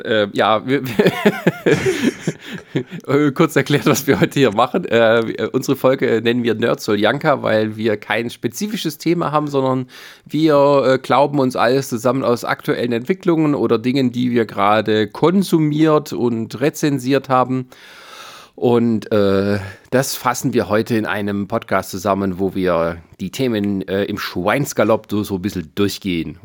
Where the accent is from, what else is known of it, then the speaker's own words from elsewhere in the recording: western Germany, Germany; moved away as an adult; now in eastern Germany; ich habe nicht mehr viele Jahre vor mir, dann wohne ich länger hier, als ich in der westlichen Heimat gewohnt habe